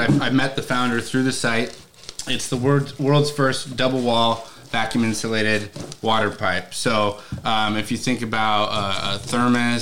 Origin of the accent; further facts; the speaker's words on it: Spokane, Washington, United States; also born or lived in Seattle, Washington; now in New York, United States; Spokane, where I grew up.